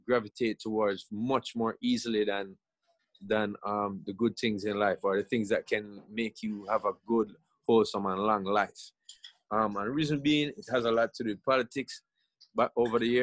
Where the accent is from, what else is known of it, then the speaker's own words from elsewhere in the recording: Jamaica; I grew up in Jamaica